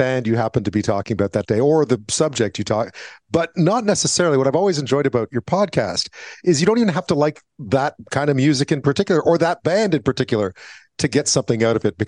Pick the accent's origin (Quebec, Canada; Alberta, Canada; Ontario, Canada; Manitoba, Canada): Quebec, Canada; Montreal; growing up in Montreal